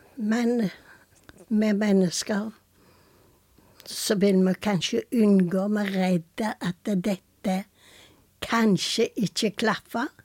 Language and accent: Norwegian; Karmøy, Rogaland, Norway; moved away as an adult; also born or lived in Tucumán, Argentina; Jeg er fra Selvøyna